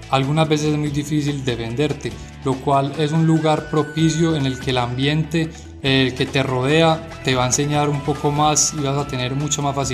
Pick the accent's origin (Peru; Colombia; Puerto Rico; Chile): Colombia; moved away as an adult; also born or lived in Medellín; now in Beijing, China; eh, yo soy colombiano y actualmente estudio en la Universidad de Lengua y Cultura de Beijing.